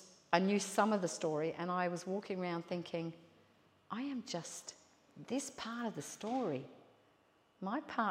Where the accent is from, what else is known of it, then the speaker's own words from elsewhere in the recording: London, United Kingdom; moved away as an adult; now in Port Macquarie, Australia; I emigrated here from England, right? I grew up in London and I emigrated here